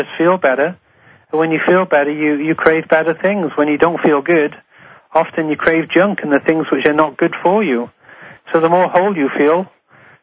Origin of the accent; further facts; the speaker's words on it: Wales, United Kingdom; now in Honolulu, United States; I'm from Wales, where … is from.